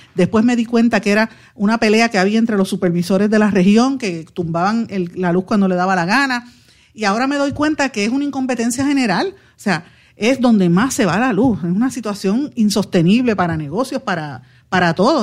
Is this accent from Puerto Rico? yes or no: yes; Guaynabo, Puerto Rico; yo soy de Guaynabo.